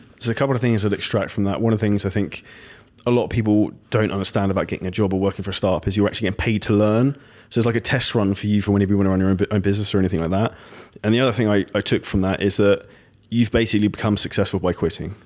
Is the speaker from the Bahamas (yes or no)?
no; United Kingdom; I'm from Britain